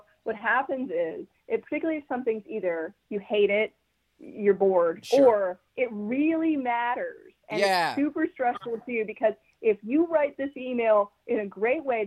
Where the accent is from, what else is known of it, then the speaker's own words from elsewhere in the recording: New York, United States; being the New Yorker and the skeptic that I am